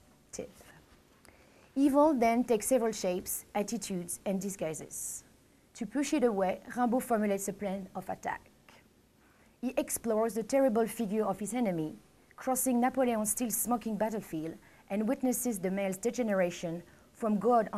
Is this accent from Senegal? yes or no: no; Paris, Île-de-France, France; English is a second language; moved away; I'm from Paris